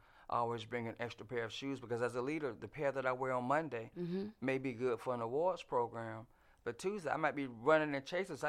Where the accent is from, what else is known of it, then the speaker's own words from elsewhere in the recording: Fort Valley, Georgia, United States; I came from Fort Valley